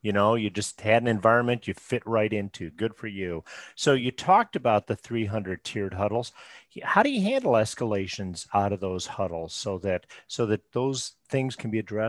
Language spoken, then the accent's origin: English; Chicago, Illinois, United States; I was born at Rush in Chicago.